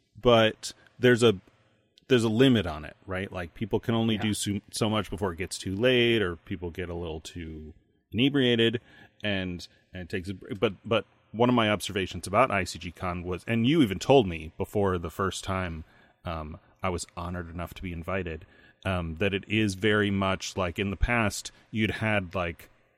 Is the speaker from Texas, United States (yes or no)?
no; Indiana, United States; Because I'm from Indiana.